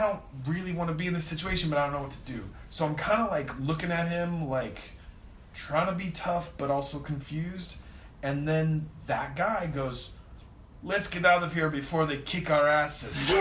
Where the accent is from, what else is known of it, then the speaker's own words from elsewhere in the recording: Southern California, United States; I grew up in Southern California